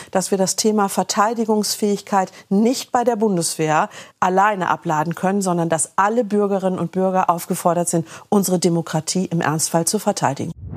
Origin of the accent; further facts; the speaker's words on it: Germany; bei uns in Deutschland